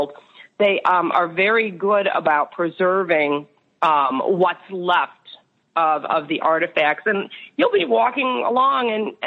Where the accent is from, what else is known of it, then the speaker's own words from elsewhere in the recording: Chicago, Illinois, United States; also born or lived in Florida; I come from Chicago, which we have the lakefront, and we have some parks